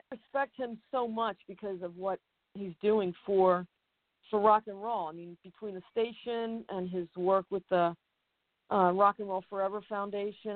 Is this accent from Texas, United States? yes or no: no; Collingswood, New Jersey, United States; also born or lived in Spain / Philadelphia; from about six, uh, I grew up in Jersey in Collingswood